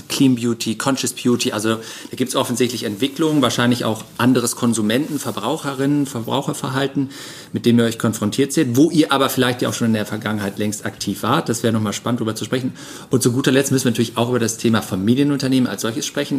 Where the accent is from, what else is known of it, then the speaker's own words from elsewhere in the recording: Cologne, North Rhine-Westphalia, Germany; als Kölner